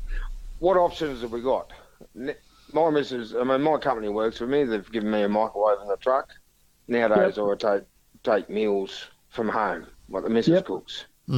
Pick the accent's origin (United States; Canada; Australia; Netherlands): Australia; Gunning, New South Wales; I grew up in Gunning as a kid